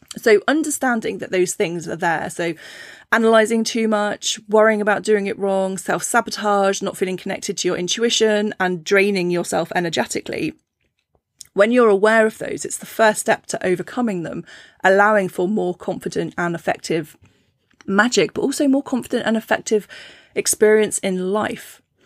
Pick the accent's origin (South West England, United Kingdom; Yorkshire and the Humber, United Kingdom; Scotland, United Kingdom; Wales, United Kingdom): South West England, United Kingdom; Cornwall; I grew up in Cornwall